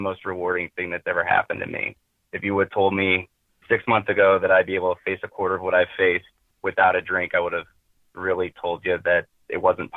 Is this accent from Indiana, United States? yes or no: yes; Northeast Indiana, United States; I'm from Northeast Indiana. I've lived there my whole life.